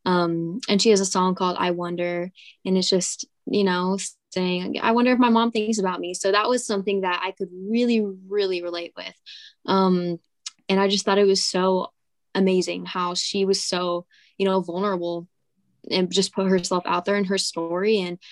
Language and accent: English; California, United States; when people hear, oh, you're from California, they don't really think of country music. But there's actually a pretty big country community out here. And where I live, I'm actually super fortunate because it's around me. I live in the Riverside area